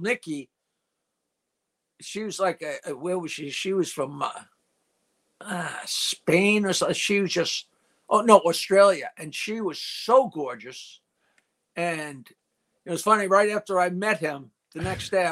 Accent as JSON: {"language": "English", "town": "Bayville", "region": "New York", "country": "United States", "tie": "born or raised there", "said": "I never moved out of my hometown. I still live here in Bayville"}